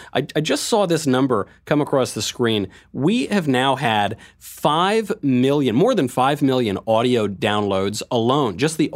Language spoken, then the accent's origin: English; Bronx, New York, United States; And I'm from the Bronx, by the way.